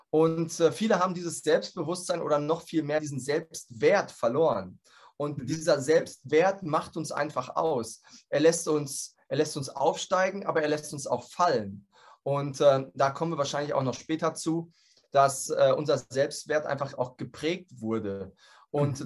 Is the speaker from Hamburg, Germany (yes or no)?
no; Dortmund, North Rhine-Westphalia, Germany; ich komme aus Dortmund